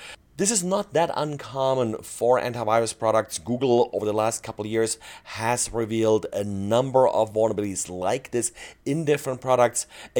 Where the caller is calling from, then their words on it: Salt Lake City, Utah, United States; today I'm recording from Salt Lake City, Utah.